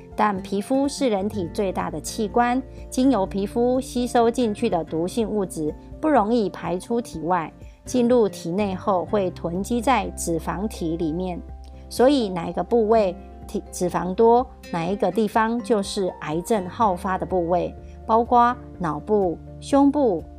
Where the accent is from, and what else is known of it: Miaoli County, Taiwan